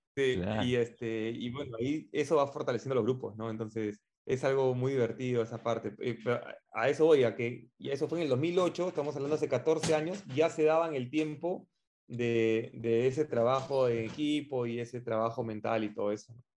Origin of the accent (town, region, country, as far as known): Peru